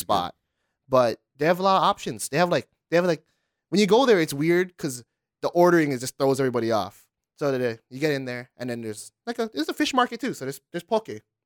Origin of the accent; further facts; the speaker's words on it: Honolulu, Hawaii, United States; I'm from Kalihi